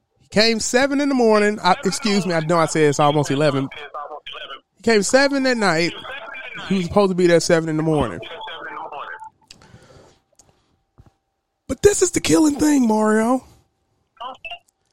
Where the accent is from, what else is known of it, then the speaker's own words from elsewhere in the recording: Louisiana, United States; I'm from Louisiana